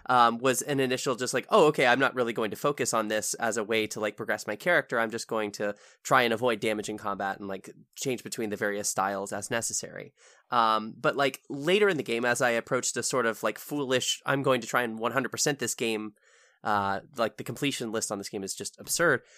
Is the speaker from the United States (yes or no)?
yes; United States; as an American